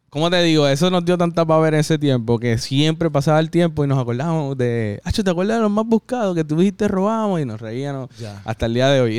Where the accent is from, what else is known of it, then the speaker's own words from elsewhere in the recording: Puerto Rico; soy boricua